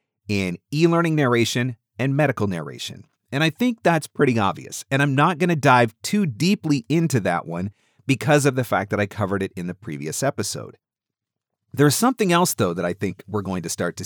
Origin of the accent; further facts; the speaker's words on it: Canada; being a Canadian